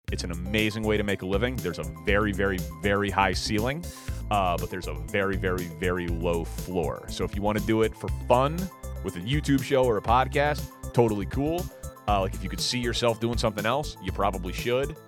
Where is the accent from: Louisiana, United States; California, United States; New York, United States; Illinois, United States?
Illinois, United States; Glencoe; now in Wilmette, United States; I grew up in Glencoe, but I, I bought a house in Wilmette